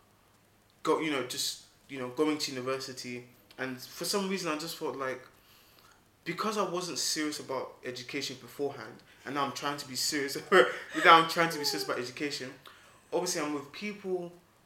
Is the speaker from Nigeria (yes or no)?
yes; Nigeria; I'm Nigerian